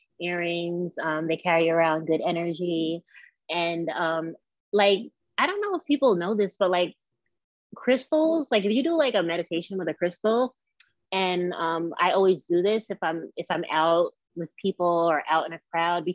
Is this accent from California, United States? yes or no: no; Westchester County, New York, United States; I'm from New York. I was born and raised in Westchester County, New York.